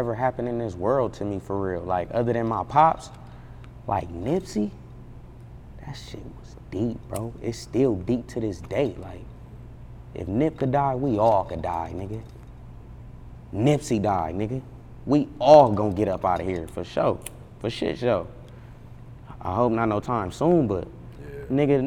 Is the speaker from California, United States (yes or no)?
yes; Los Angeles, California, United States; Growing up in the Crenshaw area